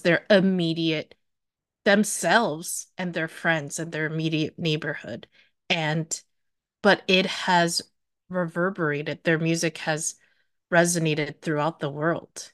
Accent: New York, United States; I'm not from Ohio. I grew up in New York

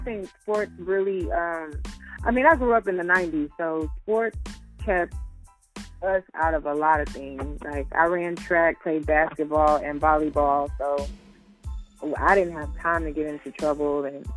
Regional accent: Georgia, United States; Well, no, we were in Georgia. I fell in love with the team, Miami Heat. But that's always been my team. I haven't lived in Miami.

